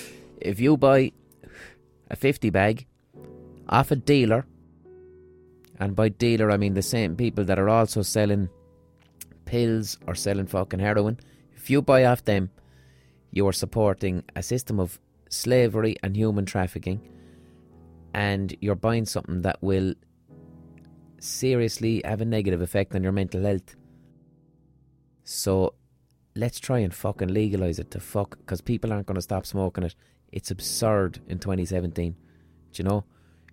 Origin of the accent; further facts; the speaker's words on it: Limerick, Munster, Ireland; I love Limerick with all my heart and soul. I'm from Limerick. I want to live here for the rest of my life.